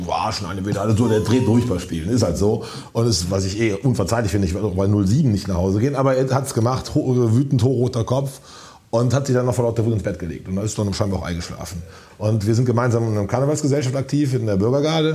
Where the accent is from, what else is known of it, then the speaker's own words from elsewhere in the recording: Königswinter, North Rhine-Westphalia, Germany; now in Cologne, Germany; Ich komme gebürtig aus Königswinter, aus dem Siebengebirge